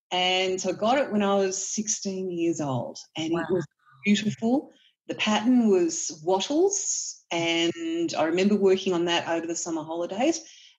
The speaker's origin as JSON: {"language": "English", "country": "Australia", "said": "No, I'm an Aussie girl."}